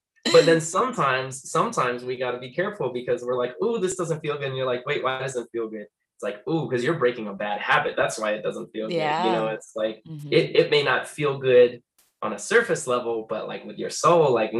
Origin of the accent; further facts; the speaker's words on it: New York, United States; also born or lived in Florida; now in Las Vegas, United States; I usually claim New York and Florida, because that's where I spent the most time growing up. I moved around quite a bit, but like, East Coast probably is like heaviest influence over my life